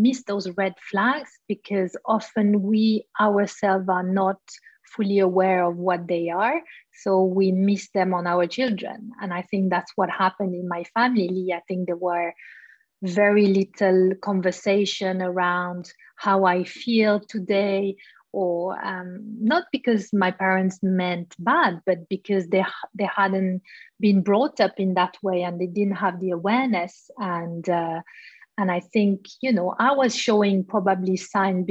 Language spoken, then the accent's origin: English; Switzerland; born or raised there